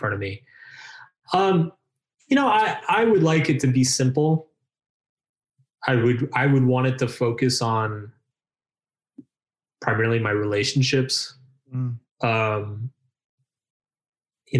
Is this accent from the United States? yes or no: yes; United States; I'm American